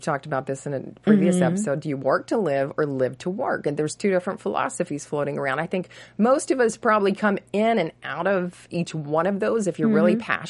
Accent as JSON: {"language": "English", "region": "Texas", "country": "United States", "tie": "born or raised there", "moved": "yes", "lives_now": "Los Angeles, United States", "said": "I grew up in Texas"}